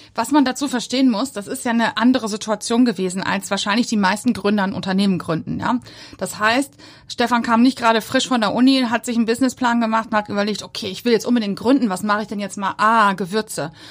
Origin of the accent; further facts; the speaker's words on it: Bochum, North Rhine-Westphalia, Germany; also born or lived in Hamburg area; now in Hamburg, Germany; Ich komme ja aus Bochum